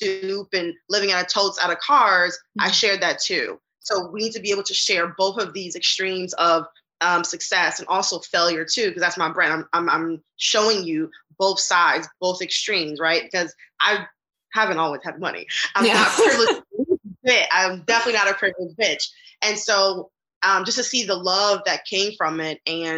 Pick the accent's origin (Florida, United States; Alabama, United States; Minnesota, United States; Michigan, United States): Michigan, United States; Detroit; now in New York City, United States; I am from Detroit and currently in New York City trying to make something of myself